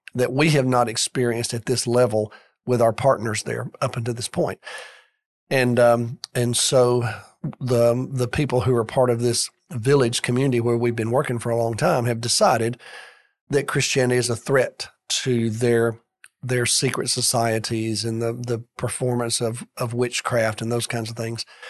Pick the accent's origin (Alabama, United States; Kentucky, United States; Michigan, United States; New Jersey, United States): Alabama, United States; Birmingham; I grew up in Birmingham, went to college in Birmingham